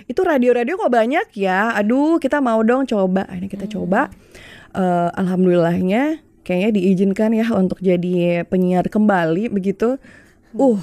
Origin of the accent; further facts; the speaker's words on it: Malang, East Java, Indonesia; now in Jakarta, Indonesia; jadi waktu itu awal mula aku siaran kan memang aku dari Malang waktu aku kuliah di Malang aku